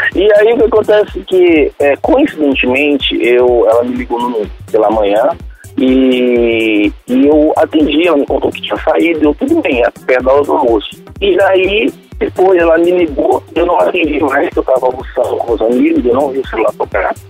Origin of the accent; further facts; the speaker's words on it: São Luís, Maranhão, Brazil; also born or lived in Belém, Pará; Sou de São Luís, morei algum tempo em Belém do Pará